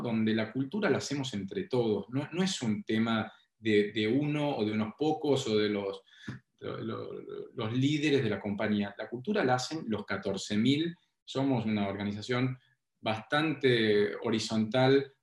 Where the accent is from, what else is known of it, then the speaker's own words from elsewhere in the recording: Tucumán, Argentina; moved away as an adult; now in Buenos Aires, Argentina; cuando yo me fui de Tucumán